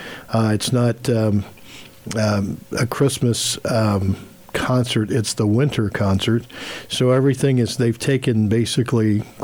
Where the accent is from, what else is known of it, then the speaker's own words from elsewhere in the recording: Victoria, Kansas, United States; now in Overland Park, United States; I grew up in Victoria, so you're talking a small town, country, people living in the country come into town.